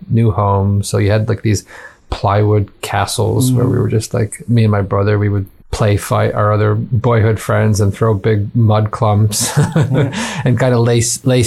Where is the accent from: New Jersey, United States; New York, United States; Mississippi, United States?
New York, United States; Wheatfield; moved away as an adult; also born or lived in Hamilton, Ontario, Canada / Alaska; now in Edinburgh, United Kingdom; I was born in Hamilton, Ontario, Canada. My folks moved to Western New York when I was 6 years old. So I grew up outside of Buffalo, New York and Niagara Falls, New York, this little suburban town called Wheatfield